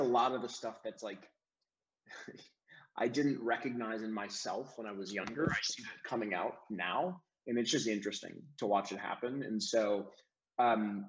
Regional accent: Cleveland, Ohio, United States; also born or lived in Chesterland, Ohio; now in Nashville, United States; I'm from Cleveland. I was born in Cleveland Heights, University Heights, Ohio area

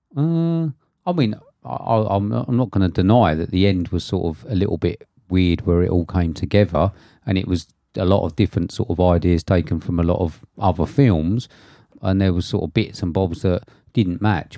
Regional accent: United Kingdom; being a British person

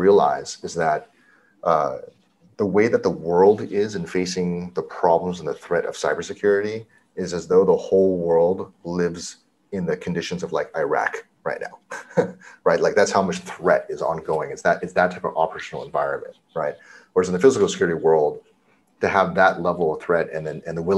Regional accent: Cupertino, California, United States; I grew up in Cupertino, California, where Apple's headquartered

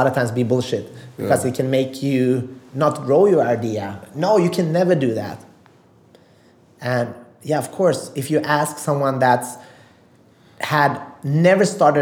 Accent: Sweden; also born or lived in Macedonia; I'm from Sweden

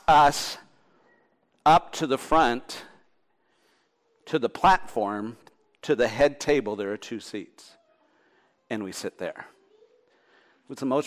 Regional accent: Thunder Bay, Ontario, Canada; I'm from Thunder Bay

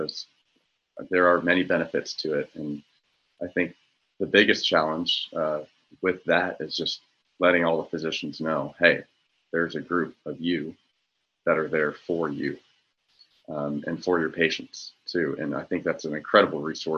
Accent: Tulsa, Oklahoma, United States; moved away as an adult; coming from Tulsa, I'll say in my experience, I was a part of the Tulsa County Medical Society, my hometown

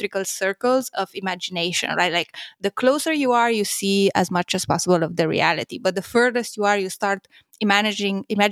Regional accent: Romania; I'm from Romania

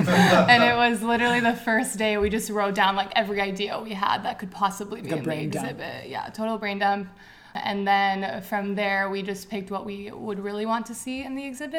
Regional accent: San Jose, California, United States; I'm from San Jose, born and raised.

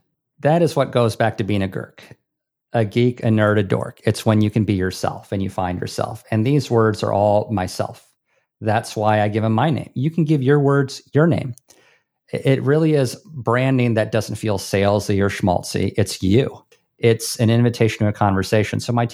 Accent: Hawaii, United States; This is what gives me, and I'm from Hawaii, mana.

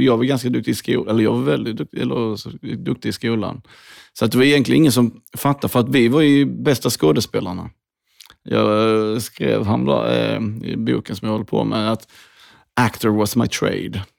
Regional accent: Hässleholm, Skåne, Sweden; Jag växte upp i Skåne, Hässleholm

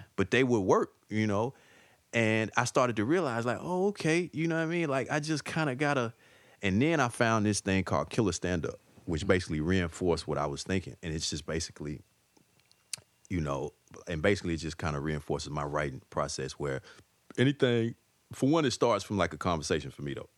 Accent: Atlanta, Georgia, United States; moved away as an adult; now in New York City, United States; I'm an Atlanta dude, man. So, like, you know, and, and I guess just my, the core of my values and, you know, like, I guess my accent

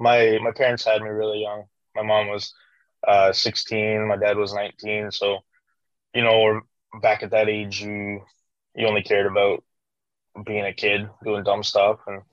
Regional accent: California, United States; Yeah. Well, I'm originally from California, you know, but I'm not one of those liberal hippies like everyone thinks Californians are.

